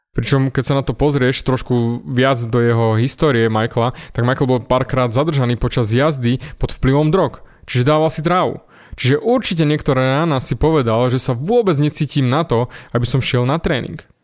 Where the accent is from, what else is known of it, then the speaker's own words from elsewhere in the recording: Snina, Prešov Region, Slovakia; Vyrastal som v Snine, v malom mestečku